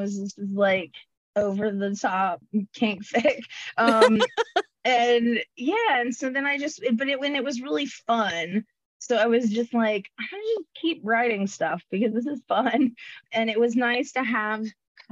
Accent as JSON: {"language": "English", "region": "North Carolina", "country": "United States", "tie": "born or raised there", "said": "I grew up in North Carolina"}